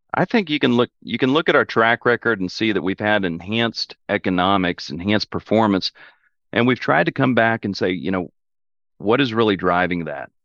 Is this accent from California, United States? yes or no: no; Oklahoma, United States; we're from Oklahoma. My family's been in Oklahoma for, you know, five generations.